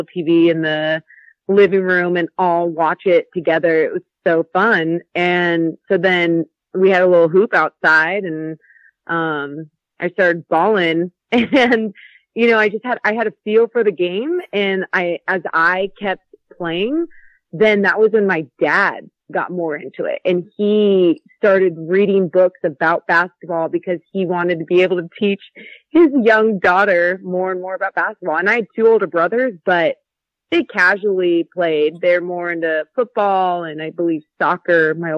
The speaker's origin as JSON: {"language": "English", "town": "Roseville", "region": "California", "country": "United States", "tie": "born or raised there", "said": "I grew up in the Burbs, the Roseville area, but, you know, it's close to Sacramento"}